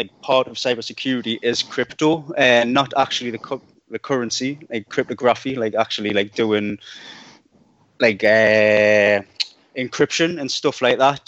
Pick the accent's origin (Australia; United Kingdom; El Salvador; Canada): United Kingdom; Newcastle upon Tyne, North East England; I'm from Newcastle